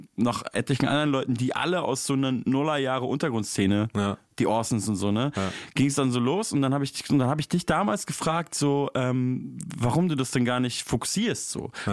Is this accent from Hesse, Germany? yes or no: no; Munich, Bavaria, Germany; wo ich herkomme, so, also Münchner Hip-Hop-Szene ist ja auf jeden Fall eine ganz andere Welt als Berliner Hip-Hop-Szene